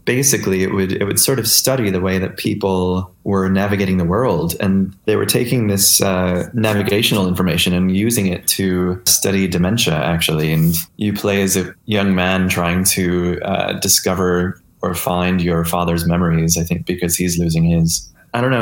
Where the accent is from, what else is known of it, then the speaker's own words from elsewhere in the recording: Marion, New York, United States; I grew up outside of Rochester, New York, uh, in a really small town called Marion